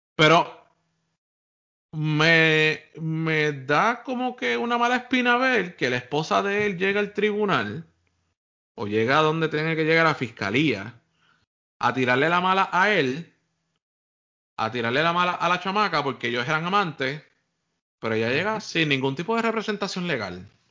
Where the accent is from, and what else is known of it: Puerto Rico